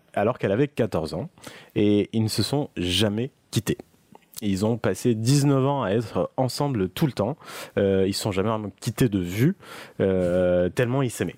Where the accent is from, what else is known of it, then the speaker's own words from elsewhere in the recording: southern France, France; accent: southern; j'ai un accent euh, du sud